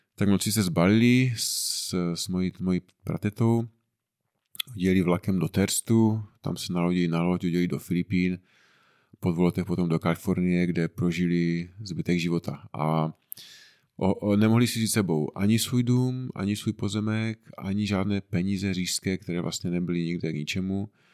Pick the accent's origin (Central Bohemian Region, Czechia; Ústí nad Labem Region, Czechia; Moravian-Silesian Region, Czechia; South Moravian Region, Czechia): Moravian-Silesian Region, Czechia; Frýdek-Místek; pocházíme tady nedaleko z Týtku Místku